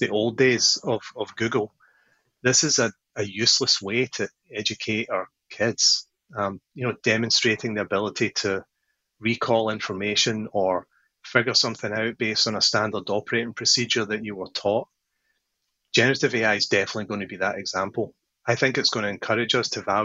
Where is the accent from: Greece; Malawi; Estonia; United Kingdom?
United Kingdom; Paisley, Scotland; now in California, United States; I grew up in a town in Scotland